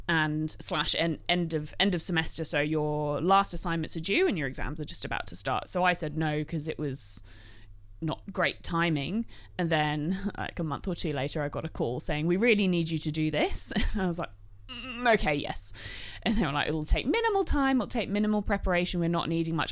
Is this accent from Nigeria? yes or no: no; England, United Kingdom; now in Australia; being English